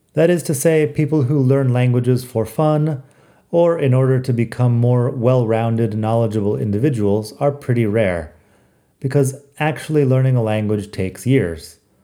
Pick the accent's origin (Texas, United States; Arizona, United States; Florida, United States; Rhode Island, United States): Arizona, United States; moved away as an adult; now in Madrid, Spain; my middle class life growing up in the Arizona desert